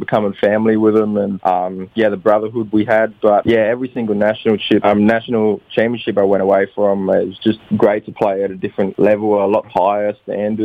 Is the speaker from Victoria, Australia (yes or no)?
no; Alice Springs, Northern Territory, Australia; moved away; also born or lived in Darwin / Adelaide; Alice Springs was pretty small. It wasn't the best place to grow up